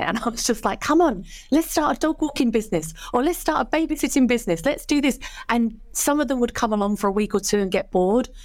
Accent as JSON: {"language": "English", "town": "Canvey Island", "region": "East of England", "country": "United Kingdom", "tie": "born or raised there", "said": "I grew up on Canvey Island in Essex"}